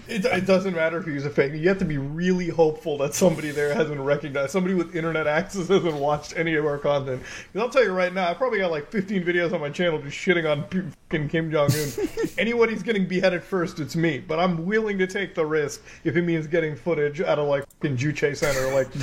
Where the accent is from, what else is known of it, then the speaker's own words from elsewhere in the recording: Canada; I'm like, I'm from Canada. We don't really have a lot of those banks up here.